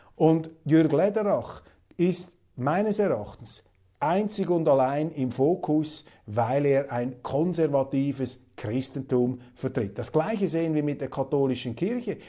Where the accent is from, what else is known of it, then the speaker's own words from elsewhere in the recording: Switzerland; als Schweizer